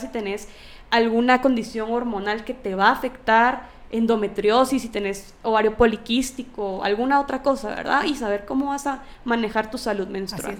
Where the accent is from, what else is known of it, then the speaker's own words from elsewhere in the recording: Guatemala; mi país